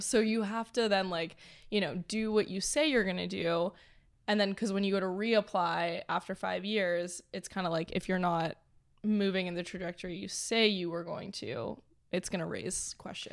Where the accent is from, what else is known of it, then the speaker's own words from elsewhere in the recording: Toronto, Ontario, Canada; moved away as an adult; now in Los Angeles, United States; born and raised in Toronto.